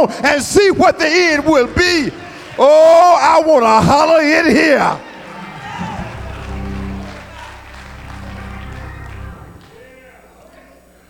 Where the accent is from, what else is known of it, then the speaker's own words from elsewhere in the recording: Beatrice, Alabama, United States; I was born in Beatrice, Alabama.